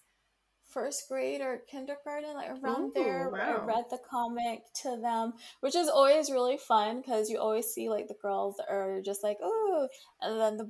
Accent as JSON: {"language": "English", "town": "New York City", "region": "New York", "country": "United States", "tie": "born or raised there", "said": "growing up in New York City and going to public school"}